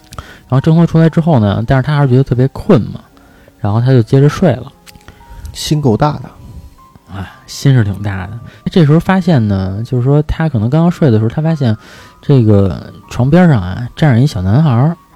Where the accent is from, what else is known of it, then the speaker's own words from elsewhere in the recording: Beijing, China; 因为我们家呢，都是住在这个，小的时候住在北京的鼓楼附近